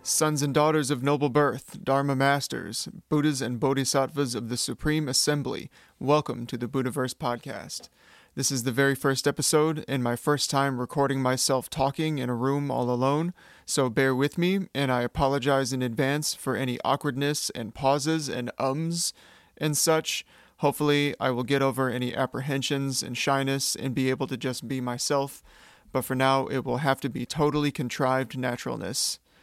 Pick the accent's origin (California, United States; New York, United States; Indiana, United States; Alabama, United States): California, United States; Sacramento; I'm from Sacramento, California